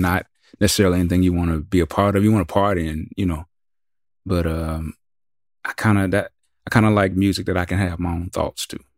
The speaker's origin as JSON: {"language": "English", "region": "the South", "country": "United States", "said": "we're from the South"}